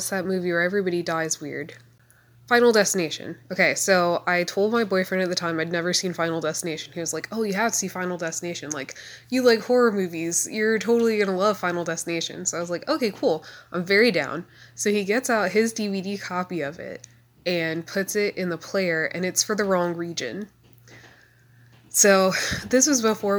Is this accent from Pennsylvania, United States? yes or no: no; Asheville, North Carolina, United States; I'm from Asheville, North Carolina